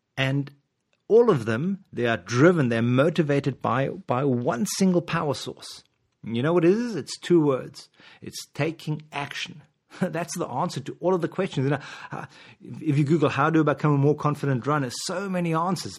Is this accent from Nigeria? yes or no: no; South Africa; moved away; I'm from South Africa originally